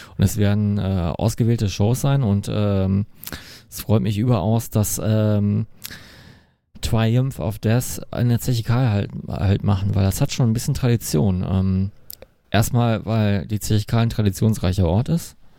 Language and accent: German; Essen, North Rhine-Westphalia, Germany; ist ja auch direkt meine Heimatstadt